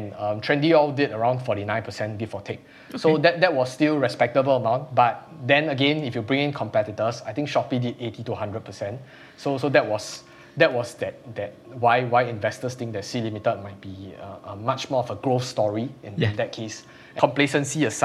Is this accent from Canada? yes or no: no; Singapore; as a Singaporean